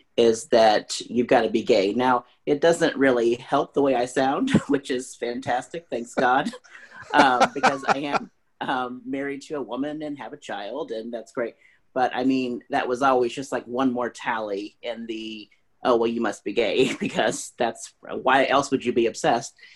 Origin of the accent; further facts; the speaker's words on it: Springfield, Missouri, United States; I'm from Springfield, Missouri